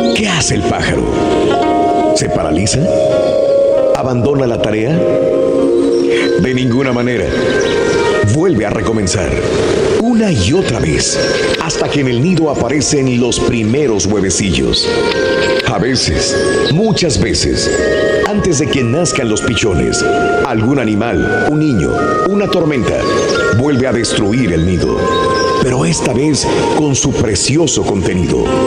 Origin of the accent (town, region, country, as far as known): northern Mexico, Mexico; born or raised there; now in United States